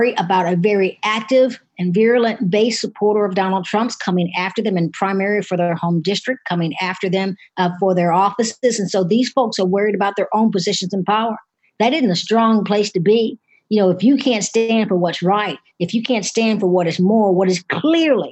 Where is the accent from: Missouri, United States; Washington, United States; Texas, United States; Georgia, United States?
Missouri, United States; St. Louis; my hometown in St. Louis